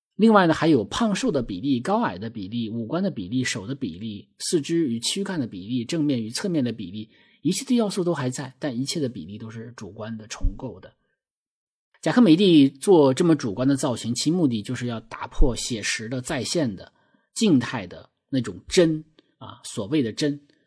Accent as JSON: {"language": "Chinese", "region": "Northeast China", "country": "China", "accent": "Northeastern (Dongbei)", "said": "我们东北话把这种身形叫做麻杆儿"}